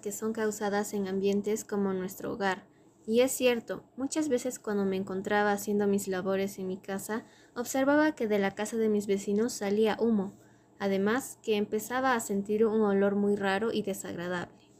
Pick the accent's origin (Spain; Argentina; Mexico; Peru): Peru; Arequipa; nací y vivo en la República Independiente de Arequipa